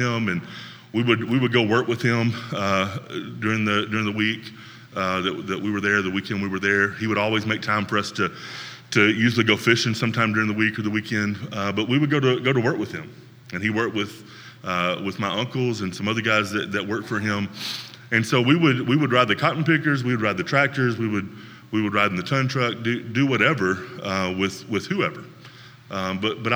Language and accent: English; Northwest Tennessee, United States; Another area where I grew up in Northwest Tennessee